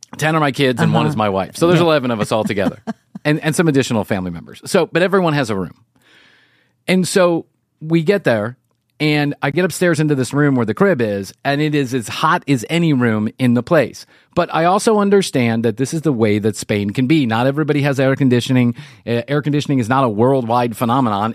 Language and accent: English; United States; being the spoiled you know brat from the united states of america